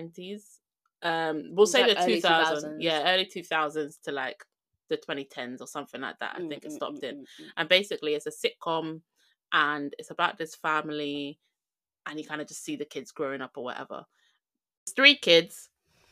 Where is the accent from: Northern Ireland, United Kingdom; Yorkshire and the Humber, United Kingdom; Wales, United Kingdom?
Wales, United Kingdom; us obviously growing up in Wales